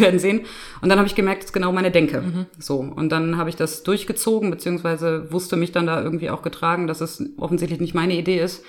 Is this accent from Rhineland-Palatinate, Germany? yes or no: no; Bielefeld, North Rhine-Westphalia, Germany; moved away as an adult; now in Lippstadt, Germany; Ich komme ursprünglich gebürtig aus Bielefeld, aus Bethel, das sagt vielleicht manchen Leuten was, bin also in einem diakonischen Umfeld aufgewachsen